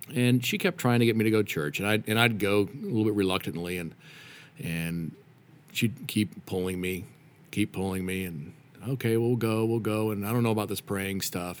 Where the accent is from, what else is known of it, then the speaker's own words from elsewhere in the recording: Reno, Nevada, United States; moved away as an adult; also born or lived in Denver, Colorado; I grew up in Reno, Nevada